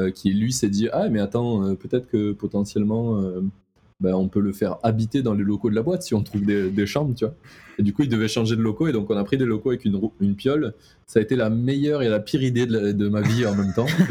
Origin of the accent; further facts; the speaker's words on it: the South, southern France, France; je suis du Sud